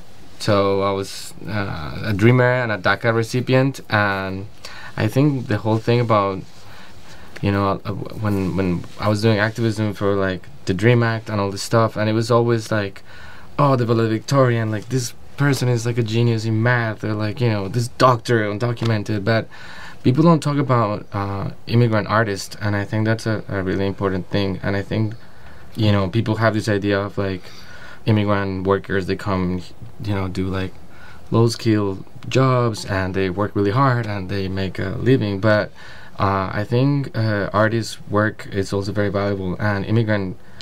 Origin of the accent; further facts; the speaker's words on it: New York City, New York, United States; growing up in New York City, like, you're surrounded by all these cultures, all this music, all this stuff